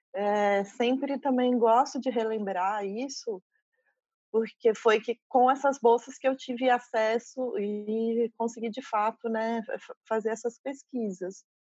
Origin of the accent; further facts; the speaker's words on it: São José dos Campos, São Paulo, Brazil; moved away as an adult; now in Espírito Santo, Brazil; Sou de, do interior de São Paulo, morei 20 anos em São Paulo e agora há dois anos eu estou no Espírito Santo